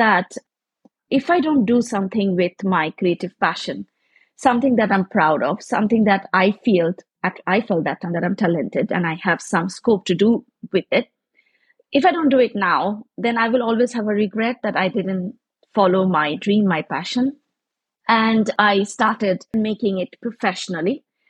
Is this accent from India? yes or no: yes; India; I am from India, so we have lots of handicrafts and crafts and colors and things to spoil it with.